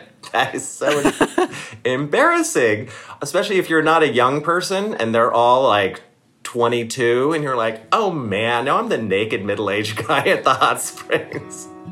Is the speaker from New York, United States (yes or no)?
no; Maryland, United States; I'm from Maryland